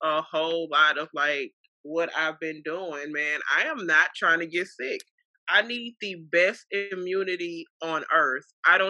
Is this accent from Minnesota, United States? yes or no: yes; Minneapolis, Minnesota, United States; also born or lived in Webster Groves; That's my hometown, Minnesota.